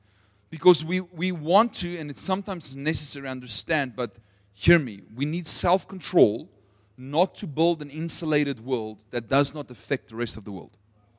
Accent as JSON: {"language": "English", "town": "Potchefstroom", "region": "North West", "country": "South Africa", "tie": "born or raised there", "also_born_or_lived": "United States", "second_language": "English", "said": "I'm a true Potchi, which means like I'm born and bred in Potch, which makes me very Afrikaans, but I lived in America for 4 years. That's why my accent sounds a little bit funny."}